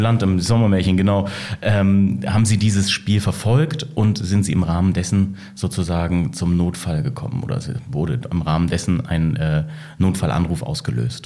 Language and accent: German; Bremen, Germany; ich komme wahrhaftig aus Bremen, bin dort aufgewachsen